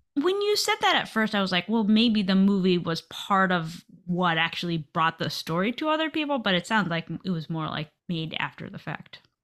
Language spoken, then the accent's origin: English; United States; I'm American